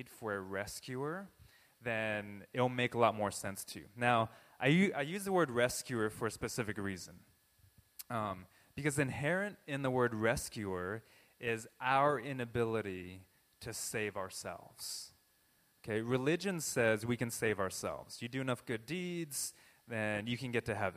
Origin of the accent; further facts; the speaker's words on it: Southern California, United States; I was born in Southern California